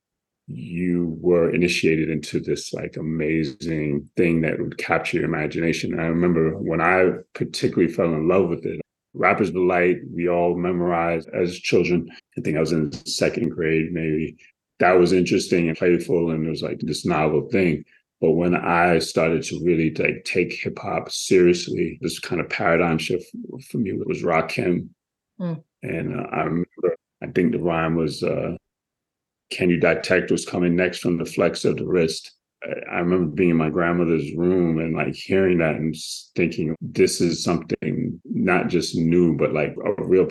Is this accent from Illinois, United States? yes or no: no; New York City, New York, United States; Growing up in Brooklyn, being Caribbean, growing up in the Williamsburg Projects